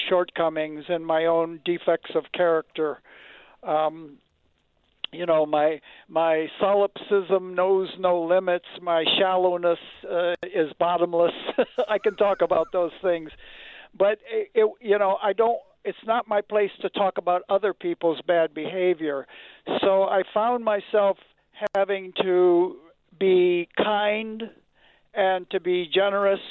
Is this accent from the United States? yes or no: yes; Detroit, Michigan, United States; I'm from Detroit, and I grew up on Motown rhythm sections